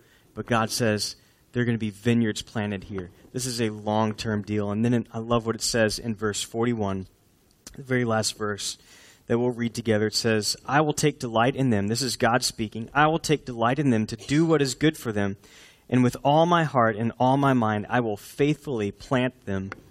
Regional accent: Houston, Texas, United States; I grew up in Houston where there were trees that were planted years and years and years ago

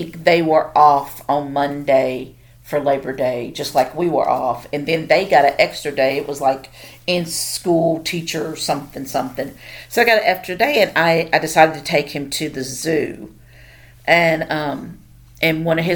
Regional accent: Tennessee, United States; moved away as an adult; now in Oklahoma, United States; I'm from Tennessee

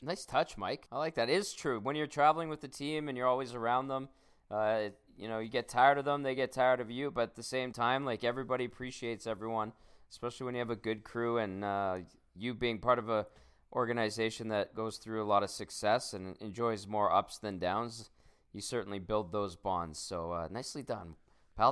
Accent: Canada; being a Canadian because we don't have them here in Canada

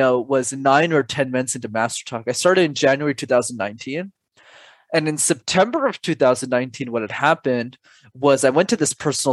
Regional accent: Montreal, Quebec, Canada; My parents immigrated from Sri Lanka in the early 90s to Canada, and I was born in Montreal

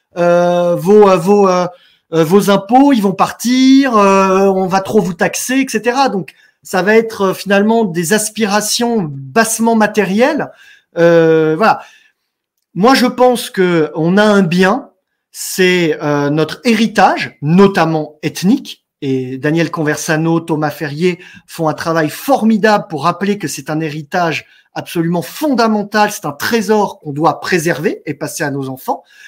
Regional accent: France; Nous sommes chez nous, nous sommes sur notre terre, nous sommes des Français

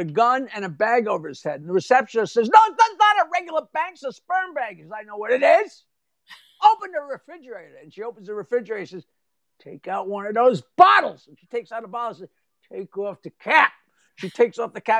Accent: Long Island, New York, United States; we're from Long Island

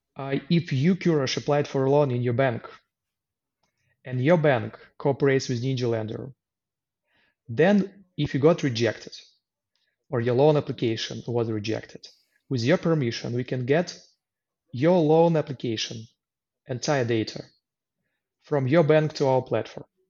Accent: Luhansk, Luhansk Oblast, Ukraine; English is a second language; moved away as an adult; also born or lived in Kyiv, Ukraine; now in Poland; I was born in Lugansk in the east part of Ukraine. And in 2014, after uh, some internal separatist movement, I had to leave my home city and move to Kiev

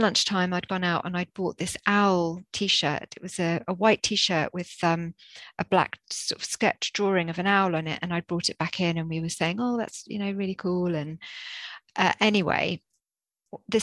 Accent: Jersey; moved away as an adult; now in Bristol, United Kingdom; this was before we came to Bristol. I'm from Jersey. We were living in Jersey.

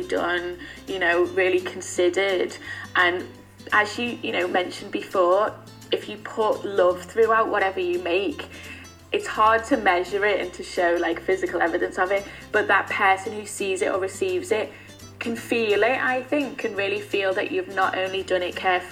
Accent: Liverpool, North West England, United Kingdom; moved away as an adult; now in London, United Kingdom; I'm from Everton, which is still a very low income area with lots of inequality

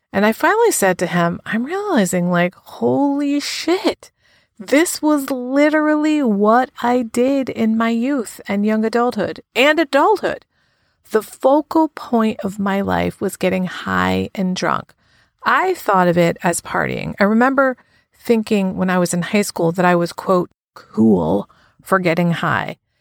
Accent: United States; now in New Haven, United States; my hometown to show him where I grew up, which is about an hour from New Haven, where I live now.

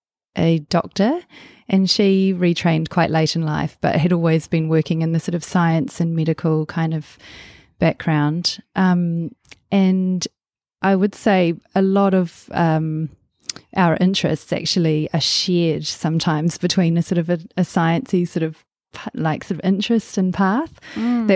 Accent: Waikato, New Zealand; also born or lived in Auckland; I was born in Auckland and quite soon, when I was quite small, about 18 months old, moved down to the Waikato and spent probably about the first 10 years of my life there on a farm, growing up on a farm there.

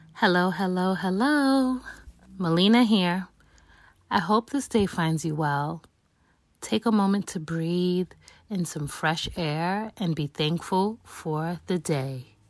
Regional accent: New York City, New York, United States; I was born and raised in New York City, the Bronx specifically

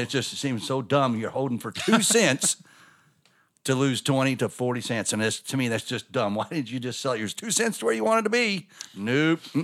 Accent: Scottsburg, Indiana, United States; My dad and both us boys were born in Scottsburg. Indiana

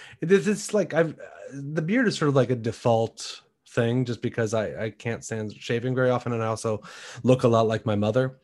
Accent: Shaker Heights, Ohio, United States; also born or lived in Washington, D.C.; I grew up I was born in Washington, D.C. Uh-huh. When I was a baby, I moved to Shaker Heights, Ohio, and that's where I grew up.

